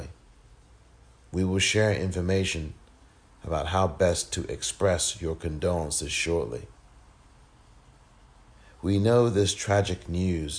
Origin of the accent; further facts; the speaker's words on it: England, United Kingdom; just as I am from England